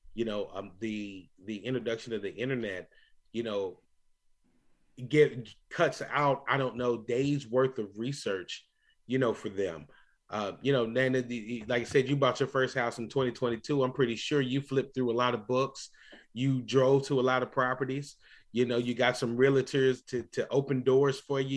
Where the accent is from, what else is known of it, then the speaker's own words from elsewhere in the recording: Louisville, Kentucky, United States; moved away; that wonderful city that I grew up in, that I love going back to visit on a regular basis, Louisville, Kentucky